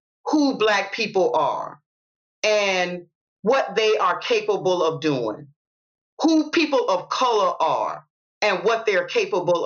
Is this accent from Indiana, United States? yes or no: no; Savannah, Georgia, United States; I'm from the South and I'm raised in Savannah, I'm in the deep South